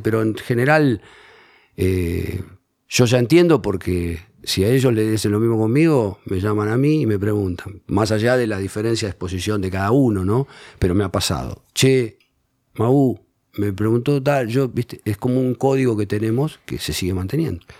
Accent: Haedo, Buenos Aires Province, Argentina; Yo soy del oeste, soy de Aedo

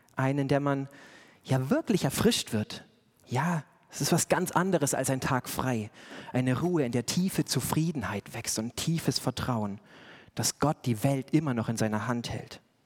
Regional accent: Bavaria, Germany; schön bayerisch, da wo ich herkomme

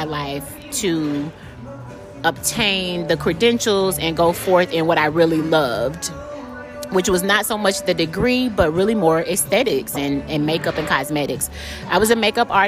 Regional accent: Chattanooga, Tennessee, United States; moved away as an adult; now in Atlanta, United States; I'm originally from Chattanooga, Tennessee. I moved here to Atlanta to go to college

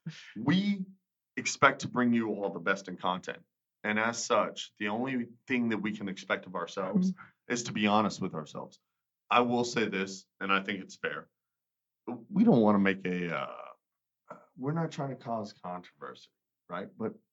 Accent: Texas, United States

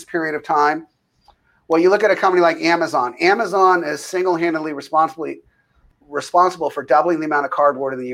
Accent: United States; as an American

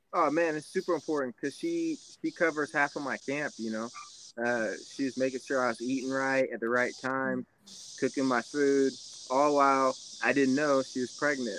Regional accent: Kansas City, Missouri, United States; I was born in Kansas City, so like out here in the country.

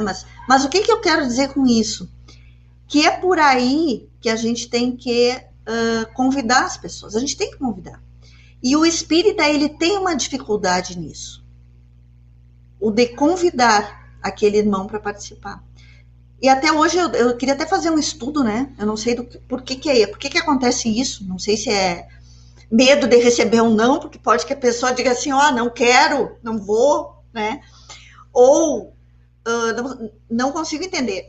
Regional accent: Porto Alegre, Rio Grande do Sul, Brazil; now in Uruguaiana, Brazil; eu sou de Porto Alegre, eu cheguei aqui em Uruguaiana uh, faz um tempinho já

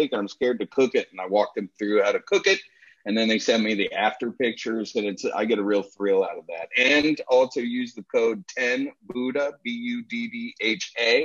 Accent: Washington, District of Columbia, United States; also born or lived in Gulfport, Florida; now in Louisville, United States; I grew up in the restaurant business. I'm originally from the Washington, D.C. area.

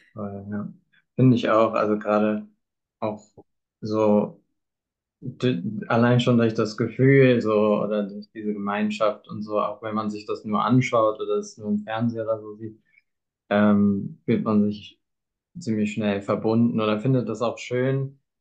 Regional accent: Bad Kreuznach, Rhineland-Palatinate, Germany; moved away as an adult; now in Cologne, Germany; ich komme halt ursprünglich aus Bad Kreuznach

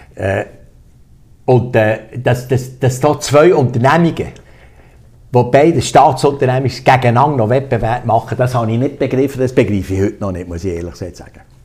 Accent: Solothurn, Switzerland; also born or lived in Thun; ich bin ja in Solothurn aufgewachsen

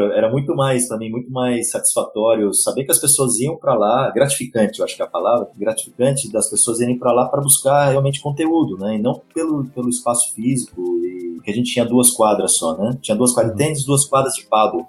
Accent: Atibaia, São Paulo, Brazil; sou de Atibaia, uma cidade a 60 quilômetros de São Paulo. naquele momento eu tinha 8, 7, 8 anos

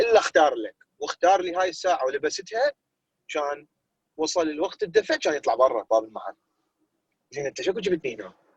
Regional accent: Iraq; now in United States; إحنا يعني عراقيين

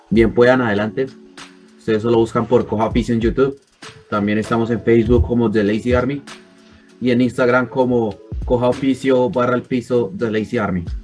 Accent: Soacha, Cundinamarca, Colombia; porque si somos de Suacha, pero Suacha es como una ciudad al lado de Bogotá.

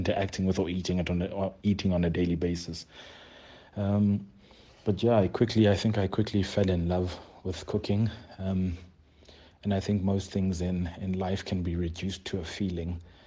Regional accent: Ilita, Eastern Cape, South Africa; moved away as an adult; now in Johannesburg, South Africa; I'm originally from the Eastern Cape. I'm from a township called Ilita in the Eastern Cape. It's still home currently, and it's where my mother is. I was raised by my mother

